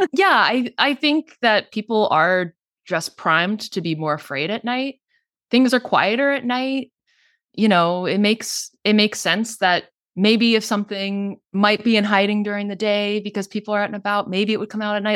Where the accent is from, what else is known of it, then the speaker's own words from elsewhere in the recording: North Texas, United States; moved away as an adult; I grew up in North Texas.